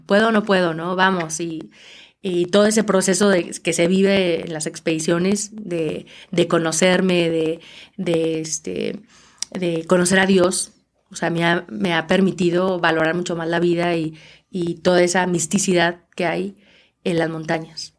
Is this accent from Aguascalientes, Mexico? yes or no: yes; Aguascalientes, Mexico; yo soy de Aguascalientes donde no hay montañas